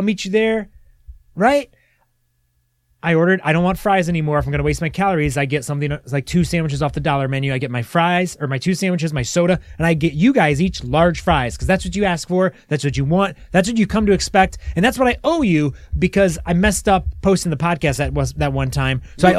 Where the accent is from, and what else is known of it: Monroe, Michigan, United States; born or raised there